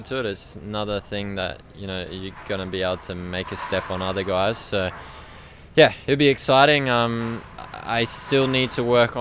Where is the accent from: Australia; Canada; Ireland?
Australia; what I grew up riding on in Australia